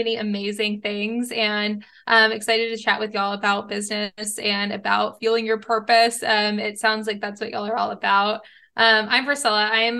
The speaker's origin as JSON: {"language": "English", "region": "Texas", "country": "United States", "tie": "born or raised there", "also_born_or_lived": "Los Angeles", "moved": "as an adult", "said": "I grew up in Texas"}